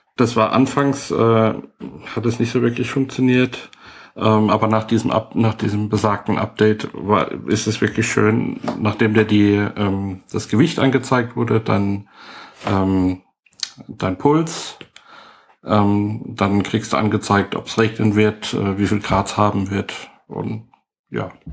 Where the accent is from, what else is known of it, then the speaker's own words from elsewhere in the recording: Heidelberg, Baden-Württemberg, Germany; ich bin äh, Heidelberger, also echt hier geboren